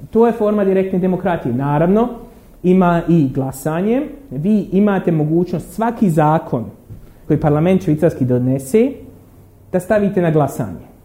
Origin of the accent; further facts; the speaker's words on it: Derventa, Republika Srpska, Bosnia & Herzegovina; ja sam iz Dervente